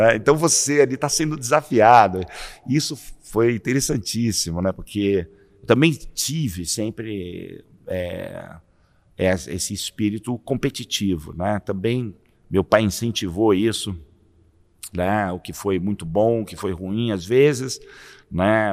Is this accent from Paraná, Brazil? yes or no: no; São Paulo, Brazil; cresci na Vila Bela, nasci na Vila Bela, ali na região da, da Vila Prudente